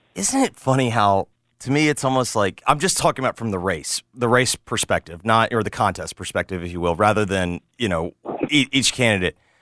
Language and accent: English; Memphis, Tennessee, United States; someone who grew up here